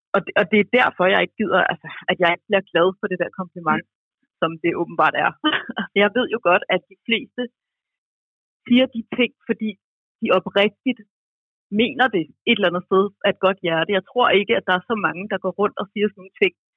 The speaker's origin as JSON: {"language": "Danish", "town": "Roskilde", "region": "Zealand", "country": "Denmark", "said": "jeg er fra Roskilde"}